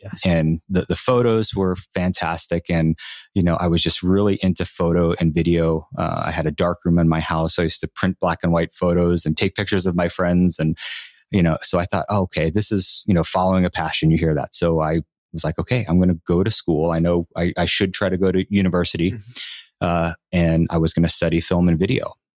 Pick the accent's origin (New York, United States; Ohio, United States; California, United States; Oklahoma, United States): New York, United States; Long Island; I'm from Long Island, New York